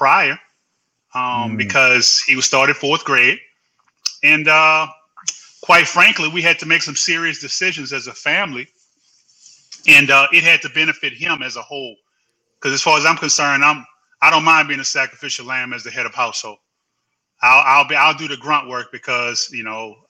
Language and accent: English; New Orleans, Louisiana, United States; born or raised there; moved away as an adult; now in Houston, United States